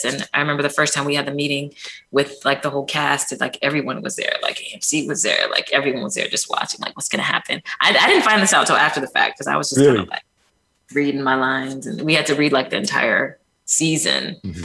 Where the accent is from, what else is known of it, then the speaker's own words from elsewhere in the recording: Ann Arbor, Michigan, United States; also born or lived in Detroit, Michigan; I was born in Detroit, raised in Ann Arbor.